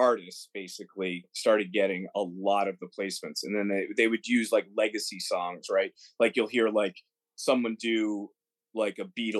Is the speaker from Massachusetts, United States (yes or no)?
yes; Mansfield, Massachusetts, United States; moved away as an adult; also born or lived in Roslindale, Massachusetts / Los Angeles; now in Nashville, United States; I grew up in Mansfield, Massachusetts. Before that, it was Rosendale. I only lived in Rosie for a little bit.